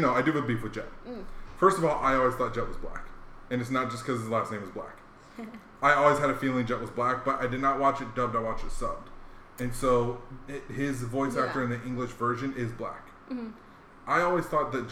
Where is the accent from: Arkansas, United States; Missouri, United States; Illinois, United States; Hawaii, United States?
Hawaii, United States; moved away; Growing up in Hawaii